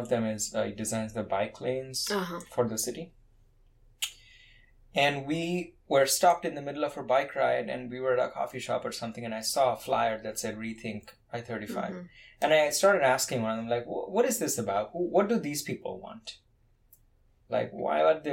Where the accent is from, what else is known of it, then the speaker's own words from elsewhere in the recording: India; moved away as an adult; now in Austin, United States; I'm from India